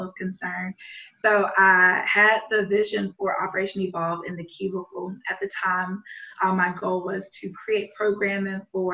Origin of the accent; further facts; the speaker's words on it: Montgomery, Alabama, United States; my hometown of Montgomery, Alabama